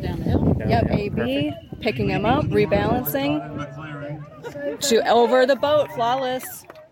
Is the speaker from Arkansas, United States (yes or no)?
no; Minneapolis, Minnesota, United States; I'm from Minneapolis.